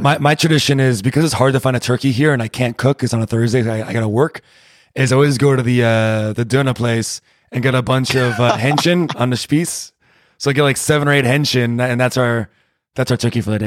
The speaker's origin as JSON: {"language": "English", "region": "Rhode Island", "country": "United States", "moved": "as an adult", "lives_now": "Berlin, Germany", "said": "I'm from Rhode Island"}